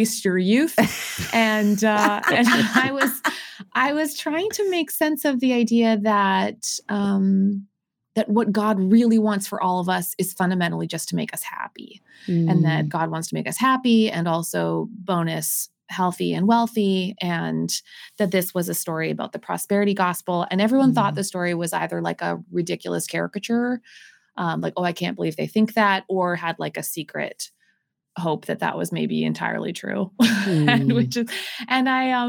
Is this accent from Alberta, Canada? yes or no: no; Winnipeg, Manitoba, Canada; moved away as an adult; I grew up on the University of Manitoba campus